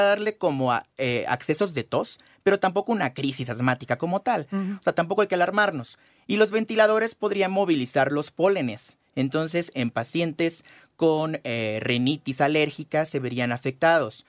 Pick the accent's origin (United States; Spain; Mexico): Mexico; Veracruz; yo soy de Veracruz y allá tenemos una humedad aproximada, aproximada del 70%